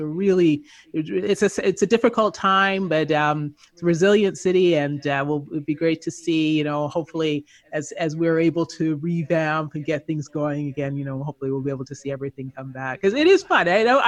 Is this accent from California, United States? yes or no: yes; California, United States; now in Las Vegas, United States; Yeah, I am in Las Vegas right now. I am actually from Southern California